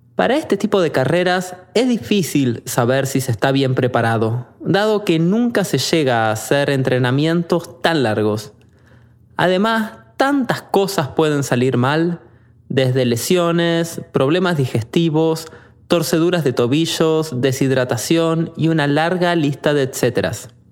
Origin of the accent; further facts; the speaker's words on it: Argentina; moved away; Interesado por mi acento, me preguntó de dónde venía, y cuando respondí que de Argentina